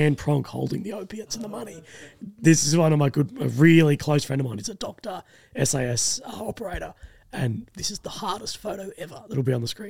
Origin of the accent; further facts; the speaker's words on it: Australia; as an Australian